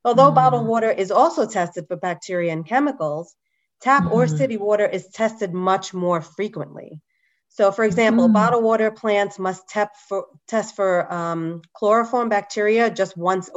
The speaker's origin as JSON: {"language": "English", "region": "New York", "country": "United States", "tie": "born or raised there", "said": "I grew up in New York"}